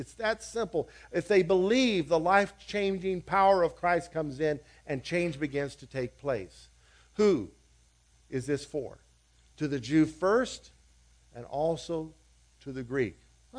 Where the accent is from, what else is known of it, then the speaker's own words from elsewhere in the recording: Liberia; As a kid, I grew up in West Africa, and to my horror, as a kid, as a little boy, I saw the Americanization of the African church in the West African country where we were, of Liberia.